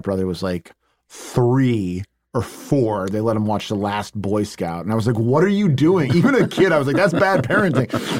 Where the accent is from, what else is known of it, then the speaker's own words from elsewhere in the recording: Chicago, Illinois, United States; moved away as an adult; now in Los Angeles, United States; growing up in Chicago in the late 80s and 90s